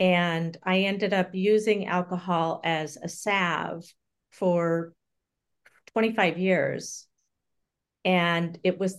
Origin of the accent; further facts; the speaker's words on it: California, United States; born there; So I was born in Southern California, and my mother died when I was an infant.